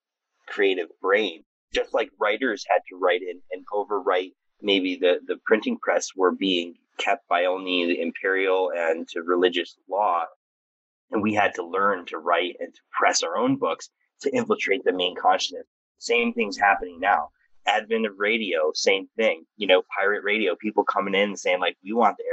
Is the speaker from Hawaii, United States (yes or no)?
no; New Mexico, United States; also born or lived in Taos, New Mexico / Oregon; now in Connecticut, United States; feeling out my desert roots because I was born in New Mexico